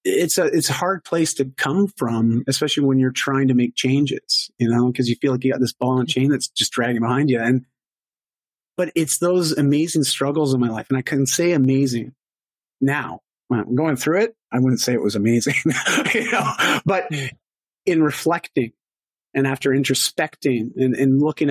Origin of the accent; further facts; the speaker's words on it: Canada; I'm Canadian